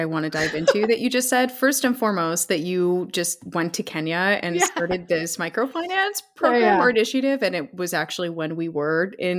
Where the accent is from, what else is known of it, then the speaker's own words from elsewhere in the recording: Canada; moved away; shout out to my former homeland. How are things in Toronto?